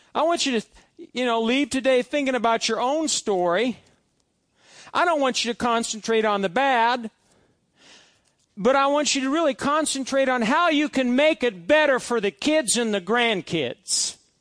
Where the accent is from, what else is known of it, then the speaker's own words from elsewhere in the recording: Fairbury, Nebraska, United States; one area of my hometown is, is, is made out of these cement blocks